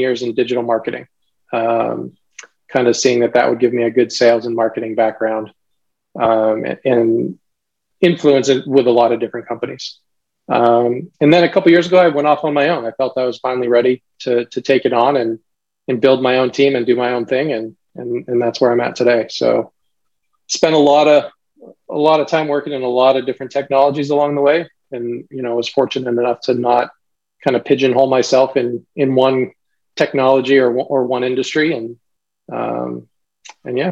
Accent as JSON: {"language": "English", "region": "Maine", "country": "United States", "tie": "born or raised there", "moved": "as an adult", "said": "I grew up in Maine"}